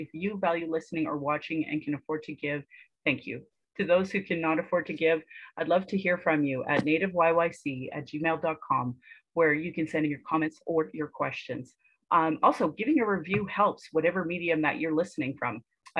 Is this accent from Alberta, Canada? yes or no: yes; Calgary, Alberta, Canada; I was born in Calgary or in Blackfoot Mokinstis … an English name which has afforded me privilege in an English colonial world. My mother is Northern Slavey Dene or Satu Dene